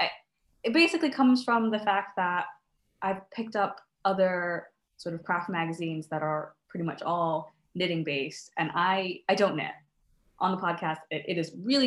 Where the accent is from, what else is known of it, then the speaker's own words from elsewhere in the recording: United States; now in Scotland, United Kingdom; I'm originally from the States, as you can probably tell from my accent